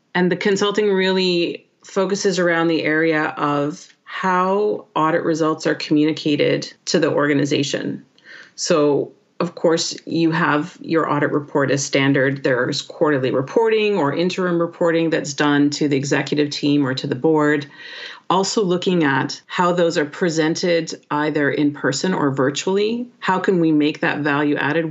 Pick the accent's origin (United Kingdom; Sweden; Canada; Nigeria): Canada; first language English; moved away; proud to be Canadian, and happy that uh, I'm an English speaker